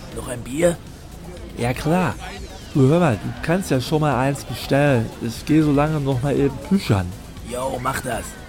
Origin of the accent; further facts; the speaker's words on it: Hamm, North Rhine-Westphalia, Germany; dass in meiner Heimatstadt nicht besonders viel los ist